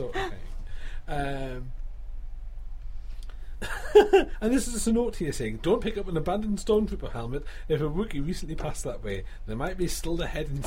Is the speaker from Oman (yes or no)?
no; United Kingdom; as a British person